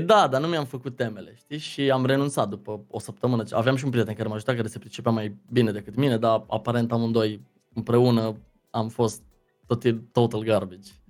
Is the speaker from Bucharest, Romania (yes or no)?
no; Deva, Hunedoara County, Romania; born or raised there; also born or lived in Lebach, Germany / London, United Kingdom / Arad, Romania / Cluj-Napoca, Romania